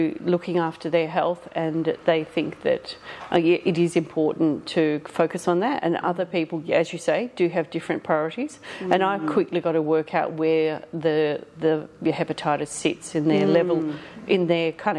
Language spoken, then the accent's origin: English; Killingery, Western Australia, Australia; now in Perth, Australia; I'm from a very small country town called Killingery. It's about 200 people and a tiny school. I did my primary school there